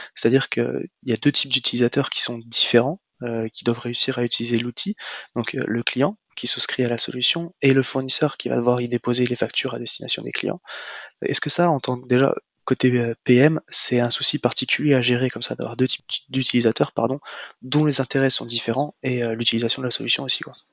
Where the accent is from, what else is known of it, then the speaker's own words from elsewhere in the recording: Marseille, Provence-Alpes-Côte d'Azur, France; nous sommes Marseillais